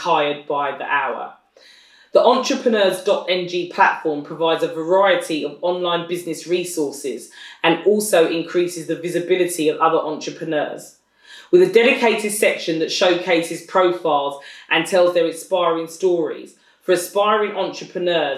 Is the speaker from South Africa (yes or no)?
no; United Kingdom; accent: British; my British accent